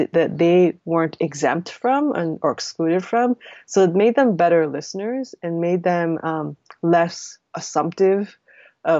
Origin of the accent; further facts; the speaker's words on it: United States; I'm Korean American